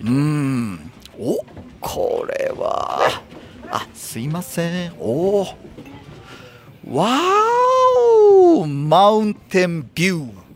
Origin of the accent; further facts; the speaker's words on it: Hokkaido, Japan; moved away; もともと北海道育ちなんで